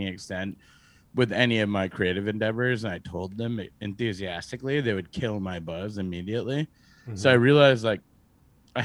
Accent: Massachusetts, United States; moved away as an adult; now in New York City, United States; I grew up in Massachusetts for the most part

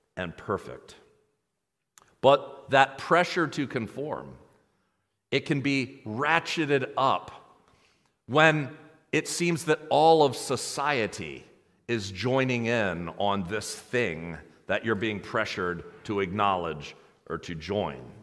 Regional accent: United States; American Christians

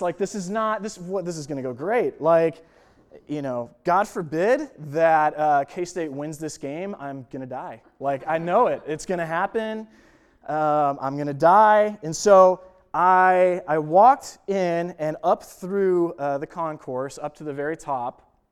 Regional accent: Buffalo, New York, United States; moved away as an adult; now in Kansas, United States; I grew up in Buffalo, New York, and moved out here to Kansas

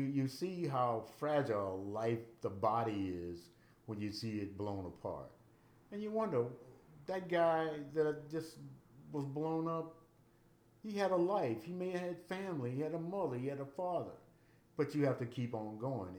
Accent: United States; I'm an American. I was born here

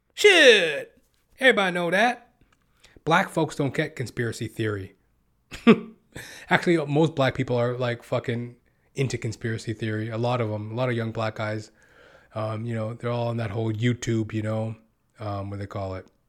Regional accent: Western Canada, Canada; I was born and raised in Western Canada.

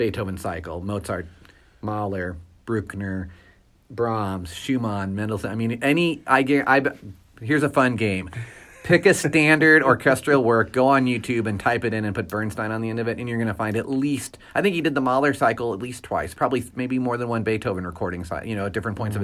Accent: St. Louis, Missouri, United States; now in Kansas City, United States; I'm from St. Louis.

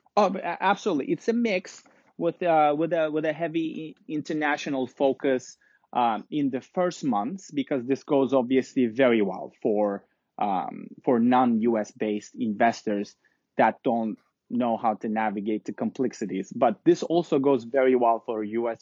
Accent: Istanbul, Turkey; also born or lived in London; now in New York, United States; I'm originally from Istanbul, Turkey

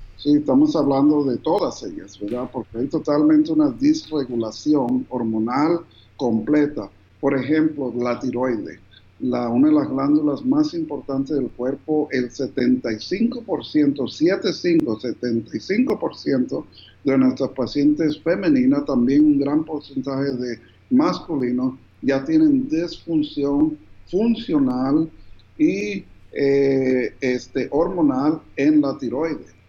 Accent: New Jersey, United States; also born or lived in Bogotá, Colombia / Cartagena, Colombia; a la edad de cinco años, mis papás se mudaron a Estados Unidos, al estado de New Jersey

